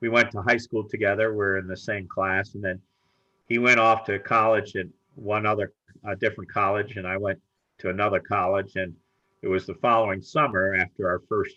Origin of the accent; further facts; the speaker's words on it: Bridgeport, Connecticut, United States; I was born in Connecticut, Bridgeport, Connecticut, which is in New England, southern New England